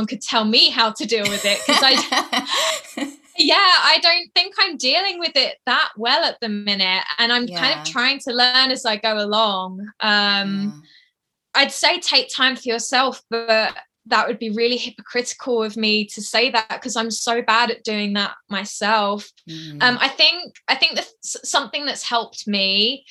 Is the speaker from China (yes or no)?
no; Essex, East of England, United Kingdom; now in Yorkshire, United Kingdom; I'm from the south. I'm from Essex, but I'm living in the north, so Yorkshire